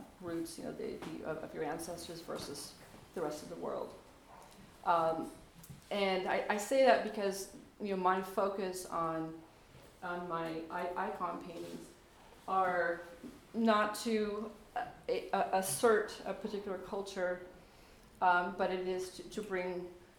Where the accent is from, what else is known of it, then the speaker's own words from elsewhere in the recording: Anchorage, Alaska, United States; I was raised in Anchorage and wasn't born in Alaska